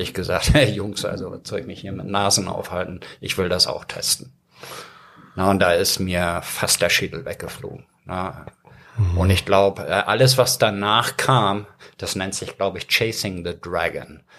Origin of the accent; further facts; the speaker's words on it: Hamburg, Germany; German is a second language; also born or lived in Ireland / Stuttgart; in Blankenese, wo ich groß geworden bin